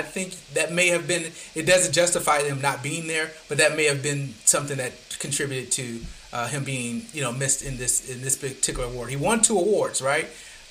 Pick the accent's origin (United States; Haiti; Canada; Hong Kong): United States; Flint, Michigan; now in Atlanta, United States; my hometown of Flint